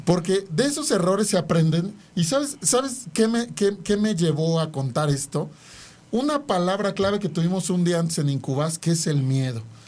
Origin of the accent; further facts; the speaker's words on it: Mexico; somos los mexicanos